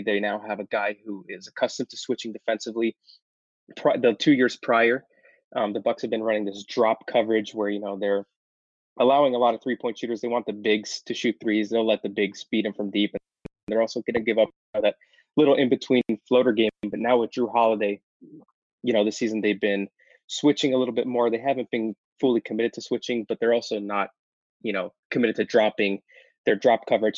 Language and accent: English; Los Angeles, California, United States; now in Arizona, United States; I was actually born and raised in Los Angeles